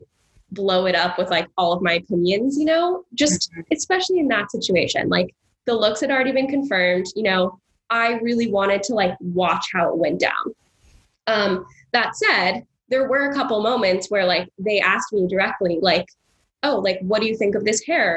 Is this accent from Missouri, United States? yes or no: no; California, United States; moved away as an adult; now in New York, United States; I was raised in California, we came out here all the time to see family